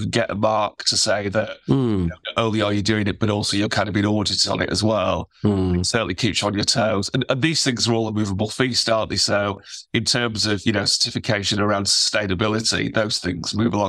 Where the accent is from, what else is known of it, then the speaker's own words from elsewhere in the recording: Sheffield, Yorkshire and the Humber, United Kingdom; I was very lucky to obviously grow up in Sheffield, you know, right at the edge of the Peak District